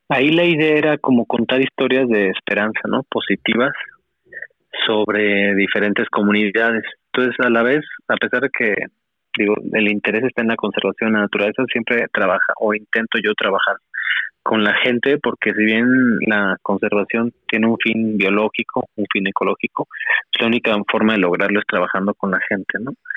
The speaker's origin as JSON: {"language": "Spanish", "region": "northern Mexico", "country": "Mexico", "accent": "norteño (northern)", "moved": "yes", "lives_now": "Xalapa, Mexico", "said": "no puedo decir que soy jalapeño, este, porque siempre me dicen que tengo acento del norte"}